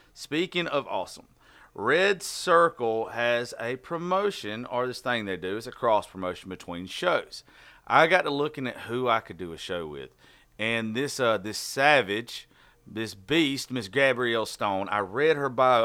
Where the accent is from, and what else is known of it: Southern, United States; accent: Southern